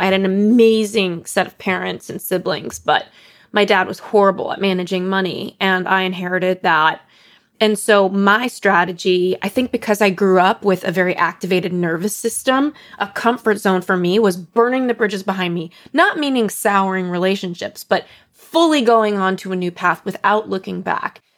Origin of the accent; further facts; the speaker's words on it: Los Angeles, California, United States; I come from Los Angeles